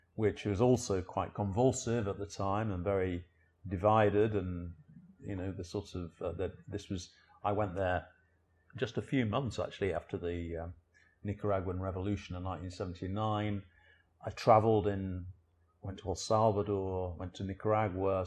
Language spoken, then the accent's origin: English; Sheffield, Yorkshire and the Humber, United Kingdom; moved away as an adult; also born or lived in Liverpool / South America / Central America / South Africa; now in London, United Kingdom; I was born in Sheffield in, in the South Yorkshire in, in England, so I'm a northerner